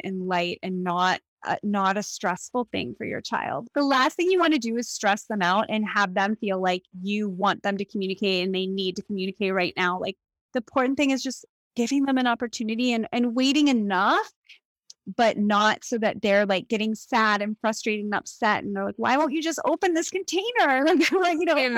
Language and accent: English; Pittsburgh, Pennsylvania, United States; moved away as an adult; also born or lived in Evanston, Illinois / New York City / Los Angeles; now in Port Moody, Canada; I grew up in Pittsburgh, Pennsylvania